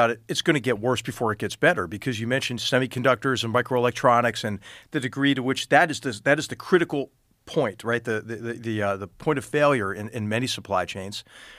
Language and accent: English; Philadelphia, Pennsylvania, United States; You know, I'm from Philadelphia, so I'm glad to see him land there